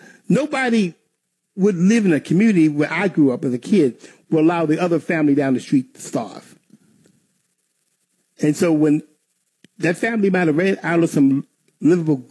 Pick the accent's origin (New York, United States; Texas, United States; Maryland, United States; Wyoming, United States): Maryland, United States; Baltimore; I grew up in Baltimore